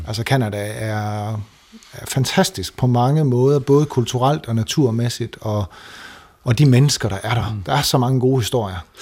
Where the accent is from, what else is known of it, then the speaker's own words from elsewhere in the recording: Denmark; moved away as an adult; now in Toronto, Canada; jeg som dansker